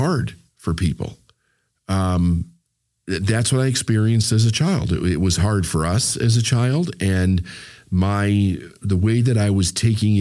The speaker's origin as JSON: {"language": "English", "town": "Chicago", "region": "Illinois", "country": "United States", "tie": "born or raised there", "said": "I was born in June. So in Chicago"}